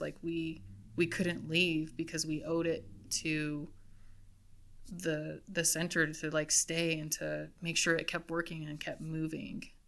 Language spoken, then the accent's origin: English; East Mountains, New Mexico, United States; I was from the East Mountains, and I love the East Mountains